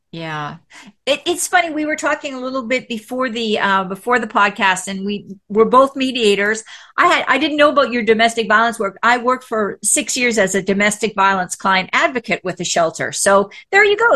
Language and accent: English; Canada; moved away as an adult; also born or lived in Texas; now in United States; I'm from Canada